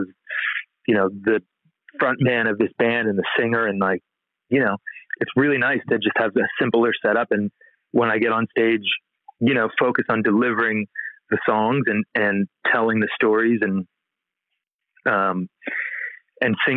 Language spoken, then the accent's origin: English; Philadelphia, Pennsylvania, United States; moved away as an adult; now in California, United States; the East Coast, which is where I'm from Philadelphia.